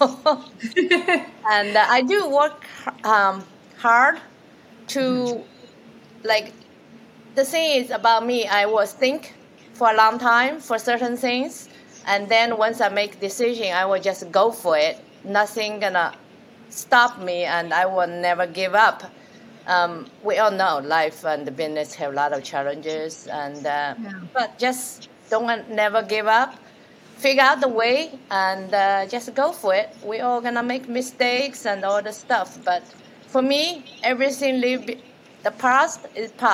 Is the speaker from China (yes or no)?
yes; China; moved away as an adult; I'm from China and come here for as a student